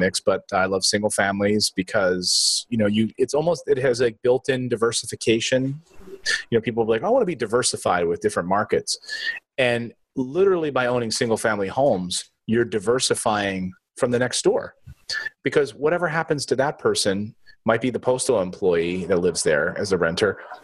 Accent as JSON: {"language": "English", "region": "East Coast", "country": "United States", "said": "I'm from the East Coast"}